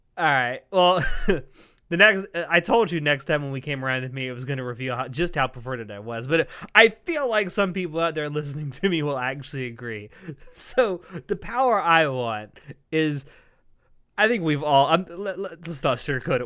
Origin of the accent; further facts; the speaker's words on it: the South, Florida, United States; I come from the South where we dip fries in, in milkshakes.